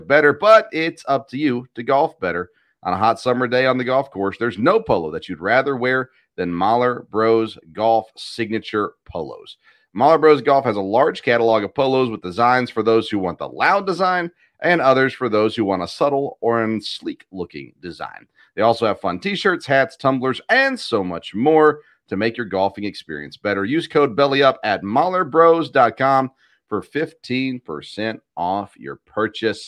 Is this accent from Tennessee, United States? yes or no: yes; Nashville, Tennessee, United States; the team that I grew up watching in Nashville